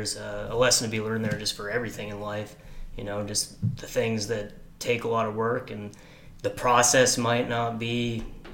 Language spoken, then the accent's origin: English; Dillingham, Alaska, United States; also born or lived in Washington; We moved from Washington to Dillingham when I was 2 years old.